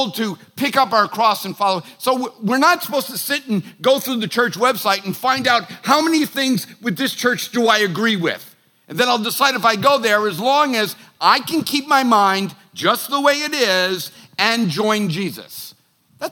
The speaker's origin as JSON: {"language": "English", "town": "Boston", "region": "Massachusetts", "country": "United States", "said": "I'm a Irish, Italian, Bostonian"}